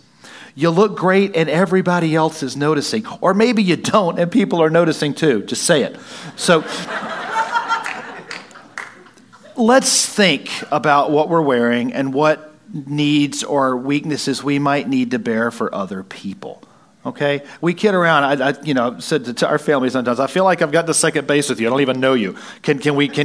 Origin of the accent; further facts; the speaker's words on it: Wisconsin, United States; Don't look at me like I'm not from Wisconsin